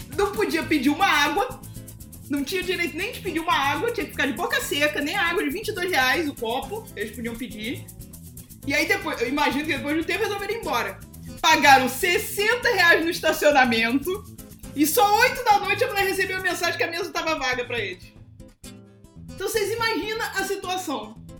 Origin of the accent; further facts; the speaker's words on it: Petrópolis, Rio de Janeiro, Brazil; moved away; eu sou de Petrópolis, não moro lá, mas eu sou de lá. A minha família mora lá